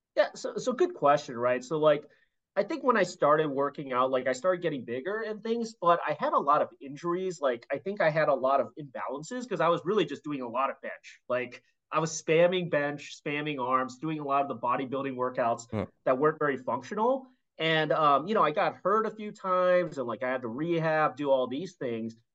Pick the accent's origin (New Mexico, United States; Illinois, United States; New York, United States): Illinois, United States; Chicago; I grew up in Chicago